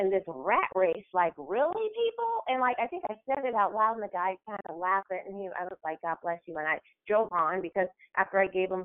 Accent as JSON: {"language": "English", "area": "Bay Area", "region": "California", "country": "United States", "said": "I'm from the Bay Area"}